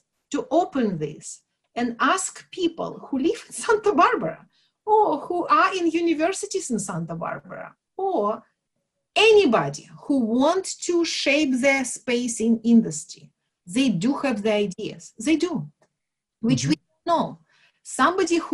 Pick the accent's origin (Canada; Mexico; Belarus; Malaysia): Belarus; moved away; I'm from Belarus, where we kind of know how to deal with, you know, limits or financial limits and government regulations and everything else